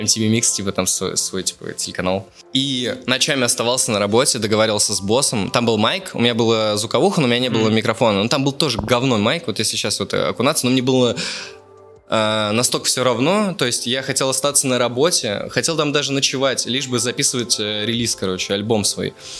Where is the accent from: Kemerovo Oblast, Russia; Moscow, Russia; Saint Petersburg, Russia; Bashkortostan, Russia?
Bashkortostan, Russia; Ufa; moved away; из Черниковки, да, в Уфе там живу